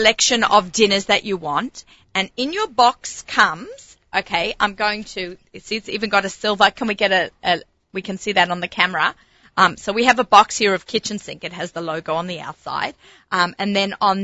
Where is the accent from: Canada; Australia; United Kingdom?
Australia; accent: Australian; also born or lived in Lower East Side, New York; now in United States; I came here as an immigrant